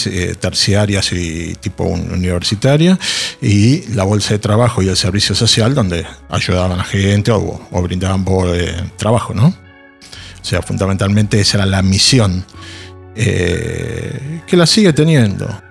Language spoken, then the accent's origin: Spanish; Argentina; como miembros de la comunidad, como sociedad argentina